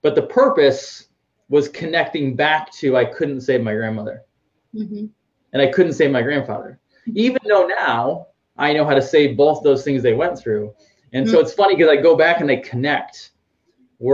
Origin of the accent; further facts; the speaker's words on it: Northeast, United States; moved away as an adult; also born or lived in Boston; now in Orlando, United States; I'm from the Northeast and I was tired of the snow and cold